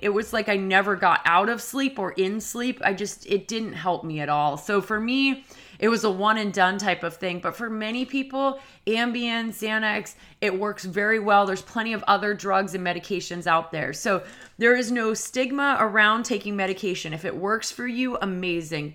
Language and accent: English; New England, United States; I'm from New England